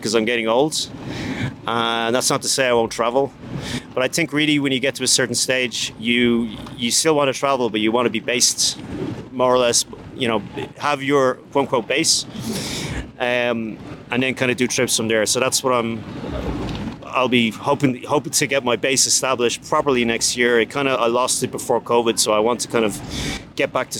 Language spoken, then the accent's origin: English; Dublin, Leinster, Ireland; I'm from Dublin, Ireland, and I build sales funnels